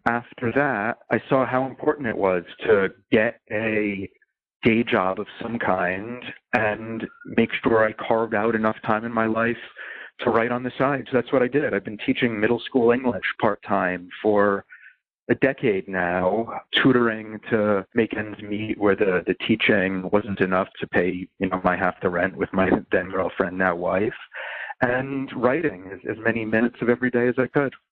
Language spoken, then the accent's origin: English; New York City, New York, United States; I grew up in New York City